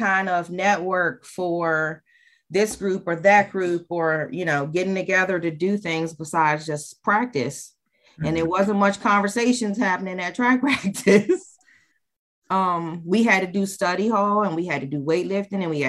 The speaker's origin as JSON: {"language": "English", "region": "Maryland", "country": "United States", "tie": "born or raised there", "moved": "as an adult", "lives_now": "New Jersey, United States", "said": "I grew up in Maryland"}